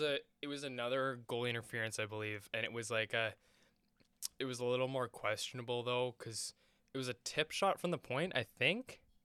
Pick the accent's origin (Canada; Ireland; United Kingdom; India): Canada